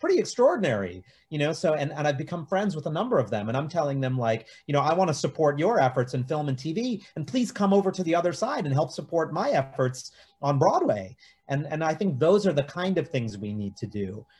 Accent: India; because it's also showing the world that like, as an Indian producer, I can do anything.

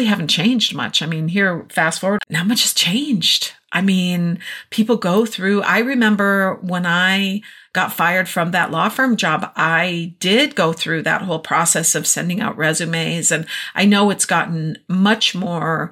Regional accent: Minnesota, United States; moved away; we're in Minnesota for the summer, been having a great time enjoying my hometown and seeing my family

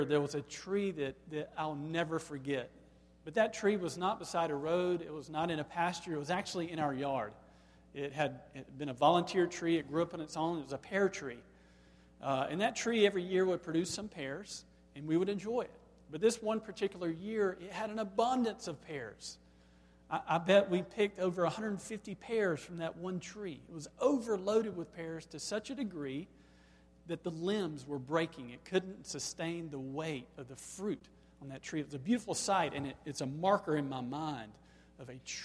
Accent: Black, Alabama, United States; growing up in Black, Alabama

